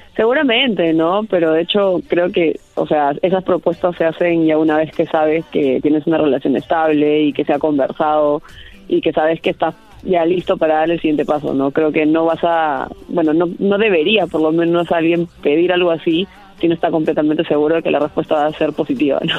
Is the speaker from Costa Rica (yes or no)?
no; Peru; competir en mi país